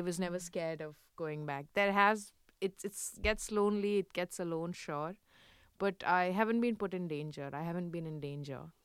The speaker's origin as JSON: {"language": "English", "region": "Delhi", "country": "India", "tie": "born or raised there", "moved": "as an adult", "lives_now": "Paris, France", "said": "I grew up in Delhi"}